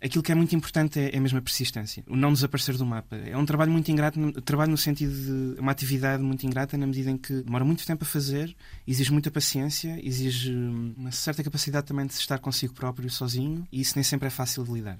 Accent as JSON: {"language": "Portuguese", "town": "Figueira da Foz", "region": "Coimbra District", "country": "Portugal", "tie": "born or raised there", "said": "Eu sou da Figueira da Foz e cresci lá nos anos 2000"}